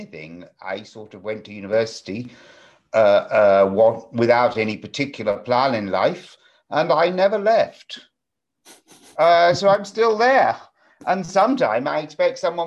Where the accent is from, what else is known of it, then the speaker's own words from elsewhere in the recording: England, United Kingdom; I grew up in England